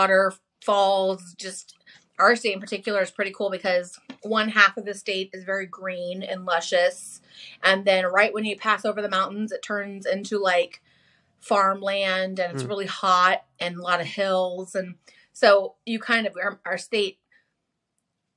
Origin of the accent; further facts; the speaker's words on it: Washington, United States; also born or lived in Stockton, California; I'm born and raised in Washington